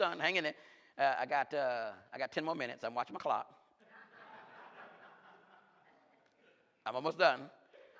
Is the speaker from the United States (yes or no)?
yes; New York, United States; I'm from New York.